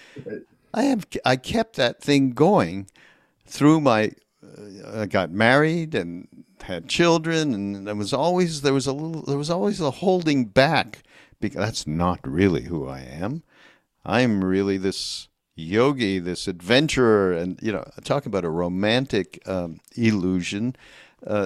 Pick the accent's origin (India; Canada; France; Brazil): Canada; I'm from Canada